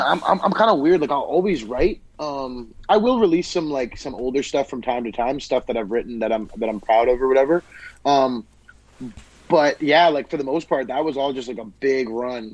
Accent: Winnipeg, Manitoba, Canada; born and raised in Winnipeg

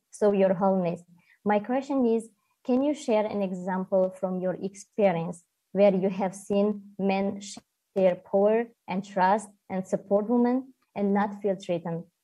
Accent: Tajikistan; from Tajikistan.

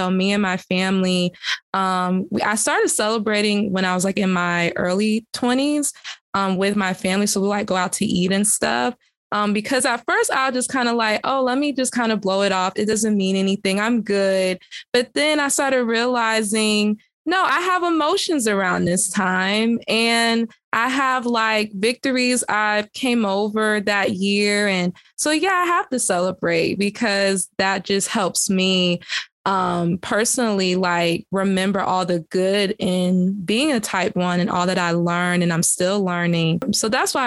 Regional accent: the South, United States; I'm from the South

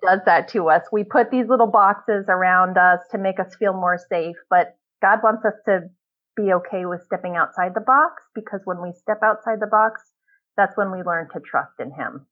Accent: Ohio, United States; also born or lived in California; now in Northern Virginia, United States; I was born in California, and um, we moved from California when I was about seven uh, to live in Ohio

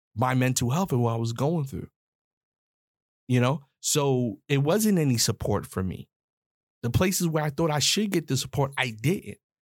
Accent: New York, United States; I'm a New York cat. I'm from New York

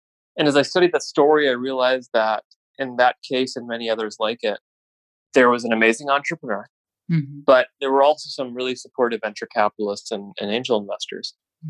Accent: California, United States; born there; I was born in California, moved around a lot as a kid.

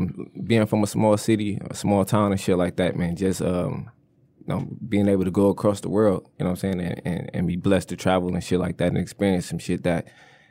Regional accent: Flint, Michigan, United States; Look, … was pivotal for anybody that come up in Flint.

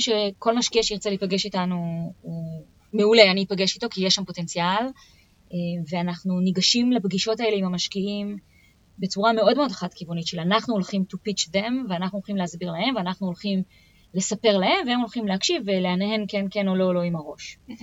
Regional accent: Israel; מוטבע בתרבות שלנו כישראלים

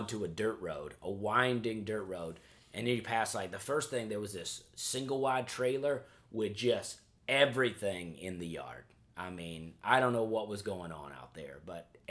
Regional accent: the South, United States; I am from the South where it's really hot

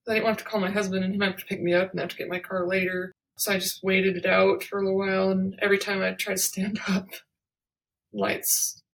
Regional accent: Vernal, Utah, United States; moved away; I'm currently in my hometown of Vernal, Utah

